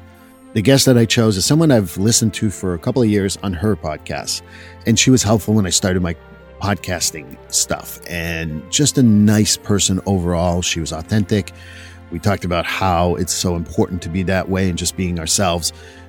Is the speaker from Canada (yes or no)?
yes; Canada; I grew up in Canada.